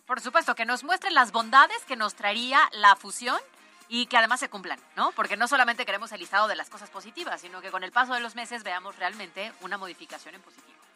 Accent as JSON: {"language": "Spanish", "region": "Puebla", "country": "Mexico", "said": "yo creo que somos muy hospitalarios. O sea, los poblanos"}